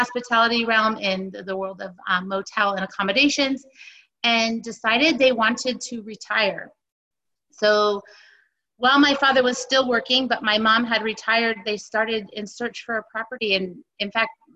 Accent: Northern California, United States; born and raised in Northern California, I am the fifth generation

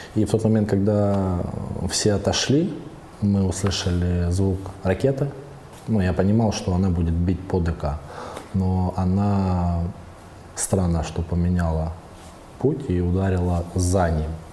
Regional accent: Kupiansk, Kharkiv Oblast, Ukraine; я сам родом с Купинска, а в Купинске молодежь говорила на русском языке

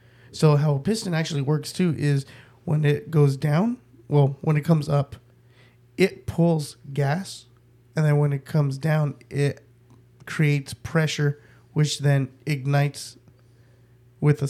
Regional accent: United States; I'm American

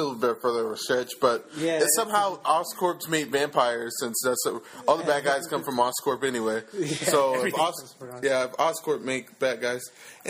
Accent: New York, United States; accent: New York; I'm from New York. New York got a dog. And that's my New York accent.

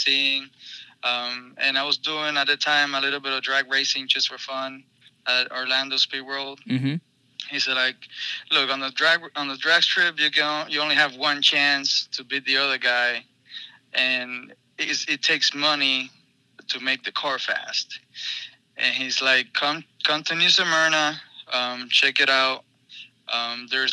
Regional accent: Cuba; now in United States; I'm from Cuba, even though that doesn't matter, but I'm proud of being Cuban. I've been in the United States for 15 years

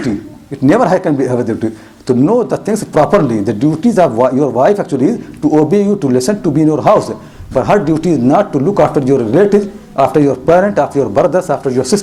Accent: India; moved away; I am from India, and I know Bombay

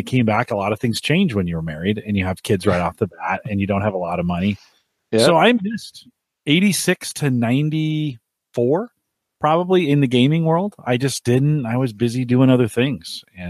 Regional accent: California, United States; moved away; I left the United States in '86, and I grew up around. So you know, I grew up in the Bay Area in the Silicon Valley, and we played a lot of arcade.

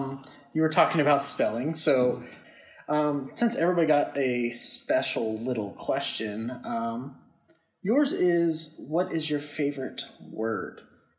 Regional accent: Southern Pennsylvania, United States; I'm from Southern Pennsylvania.

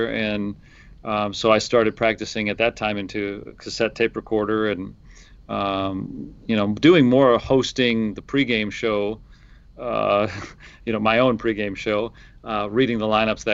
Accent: Detroit, Michigan, United States; moved away as an adult; I grew up in Michigan, in Detroit, and I was, you know, went to school at Michigan State. So Michigan, I never lived anywhere else

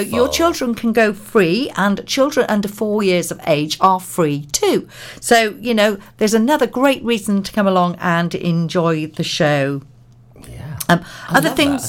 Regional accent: Pembrokeshire, Wales, United Kingdom; I'm 56 this and born and bred in Pembrokeshire

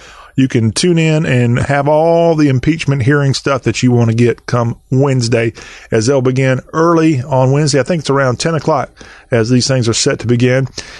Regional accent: United States; look, I'm an American.

